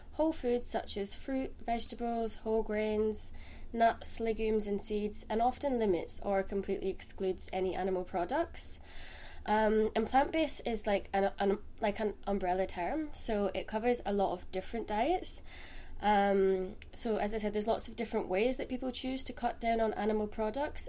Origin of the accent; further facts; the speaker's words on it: Scotland, United Kingdom; I'm from Scotland and studied in Aberdeen.